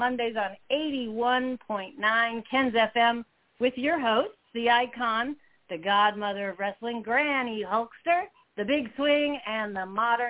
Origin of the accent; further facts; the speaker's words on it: California, United States; I'm from California. I'm a native California girl, one of the few.